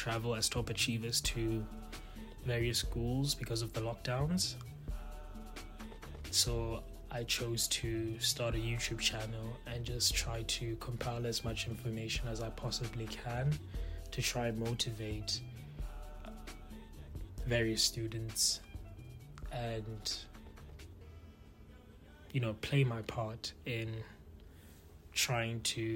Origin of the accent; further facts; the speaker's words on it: Palapye, Central District, Botswana; first language Setswana; English is a second language; moved away as an adult; also born or lived in Lotsane; now in Canada; I grew up in Phalaphe, Botswana, and that is where I literally spent a good amount of my life.